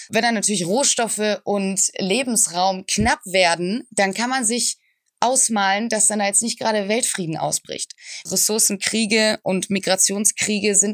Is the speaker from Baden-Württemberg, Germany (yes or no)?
yes; Tübingen, Baden-Württemberg, Germany; Äh, nee, ich bin aufgewachsen und geboren in Tübingen.